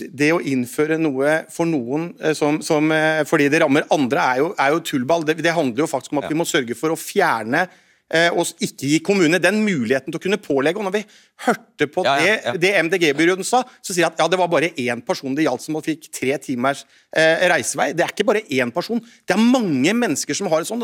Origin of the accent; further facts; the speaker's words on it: Telemark, Norway; hjemme i Telemark, som jeg kommer fra, Bamble, Porsgrunn, Skien